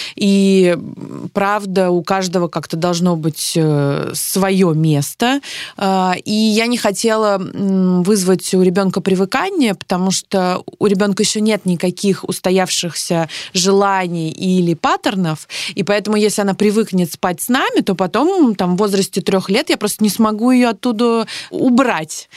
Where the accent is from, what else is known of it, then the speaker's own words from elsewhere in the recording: Saint Petersburg, Russia; Я из Петербурга